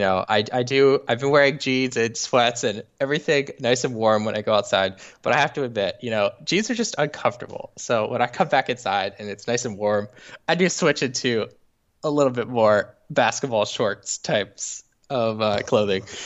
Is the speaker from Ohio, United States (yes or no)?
no; Los Angeles, California, United States; also born or lived in Saint Louis; I'm from Los Angeles.